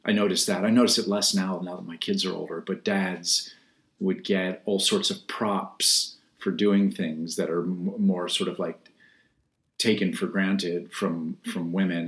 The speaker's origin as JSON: {"language": "English", "town": "Washington", "region": "District of Columbia", "country": "United States", "tie": "born or raised there", "moved": "yes", "lives_now": "Brooklyn, United States", "said": "I was born and raised in Washington, D.C. And I've lived in Brooklyn now for 30 years."}